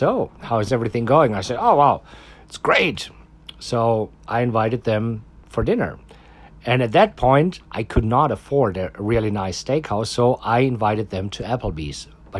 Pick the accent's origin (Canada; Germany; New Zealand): Germany; now in Austin, United States; I am from Germany, and my parents still live in Germany